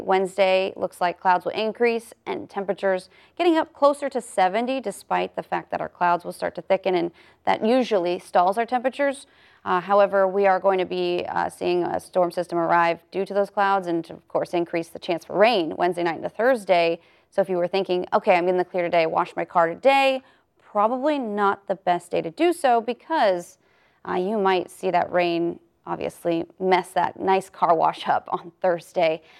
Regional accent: Las Vegas, Nevada, United States; moved away; go home for me to Vegas

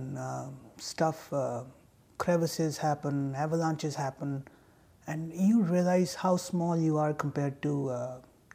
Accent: Delaware, United States; I'm from Delaware

